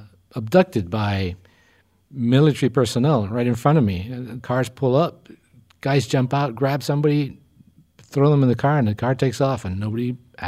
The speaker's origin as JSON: {"language": "English", "country": "Argentina", "tie": "born or raised there", "moved": "yes", "lives_now": "Los Angeles, United States", "said": "I come from a different culture, you know, growing up in Argentina."}